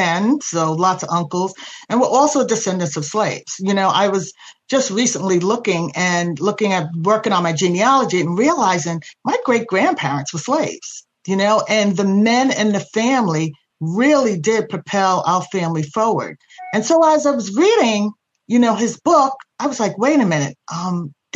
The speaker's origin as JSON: {"language": "English", "town": "New York City", "region": "New York", "country": "United States", "tie": "born or raised there", "also_born_or_lived": "Laurelton, Queens", "said": "growing up in Astoria, Queens"}